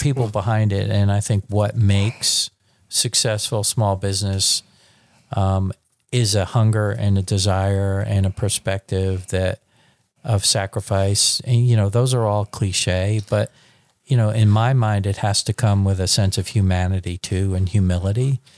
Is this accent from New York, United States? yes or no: yes; New York, United States; moved away as an adult; now in Dallas, United States; I'm a born and bred New York, twenty, when I was twenty-five, I moved to Dallas